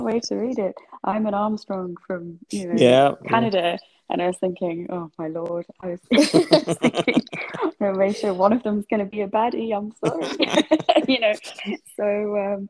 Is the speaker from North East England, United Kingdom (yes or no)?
yes; on the border with Scotland, North East England, United Kingdom; when you live in the north of England historically, you know, on the border with Scotland